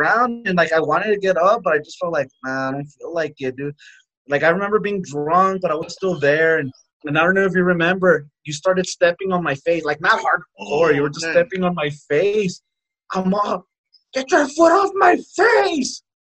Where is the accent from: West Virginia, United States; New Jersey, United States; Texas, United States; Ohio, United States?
Texas, United States; I'm a Texan